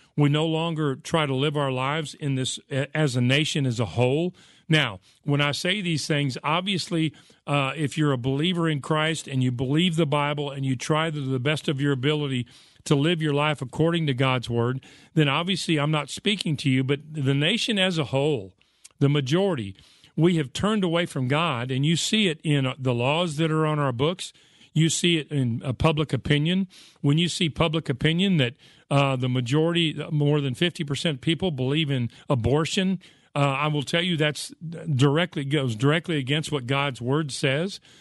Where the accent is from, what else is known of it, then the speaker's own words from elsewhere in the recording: United States; I grew up in America where it seemed like there was a church on every corner